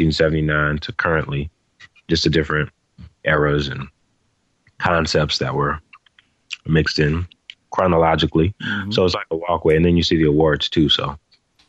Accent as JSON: {"language": "English", "town": "New Orleans", "region": "Louisiana", "country": "United States", "also_born_or_lived": "Arlington, Texas", "moved": "yes", "lives_now": "Minnesota, United States", "said": "I'm originally from New Orleans"}